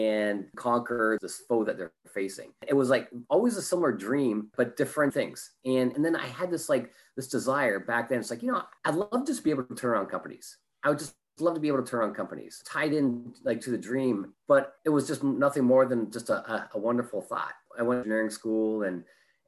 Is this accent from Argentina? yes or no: no; Canada; moved away as an adult; now in Orange County, United States; I'm originally from Canada, so you might pick up an A or an O in a boat or something like